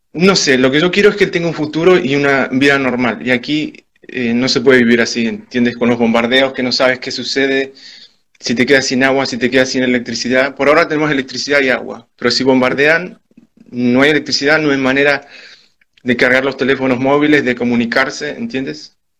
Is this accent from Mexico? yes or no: no; Argentina; also born or lived in Spain; now in Ukraine; soy argentino y español